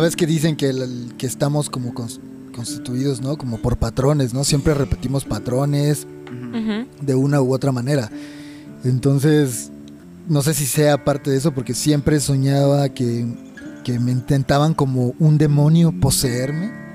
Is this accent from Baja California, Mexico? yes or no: no; Chiapas, Mexico; now in Mexico City, Mexico; Yo soy de Chiapas también